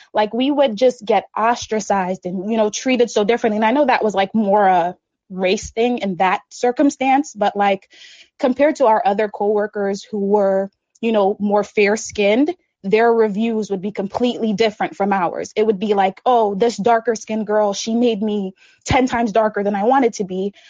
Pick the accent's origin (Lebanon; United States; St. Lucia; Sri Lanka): St. Lucia; moved away; I grew up in the Caribbean, St. Lucia to be exact